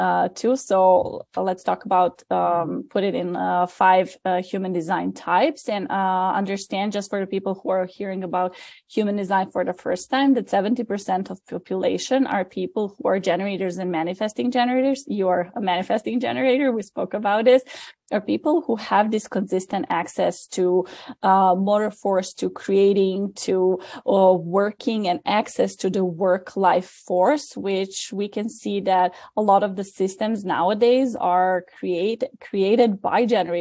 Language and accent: English; Serbia; moved away as an adult; now in New York, United States; I'm originally from Serbia. I came to New York 10 years ago